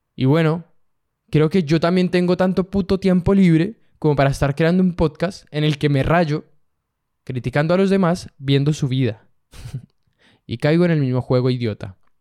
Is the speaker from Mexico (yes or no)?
no; Colombia; yo que soy colombiano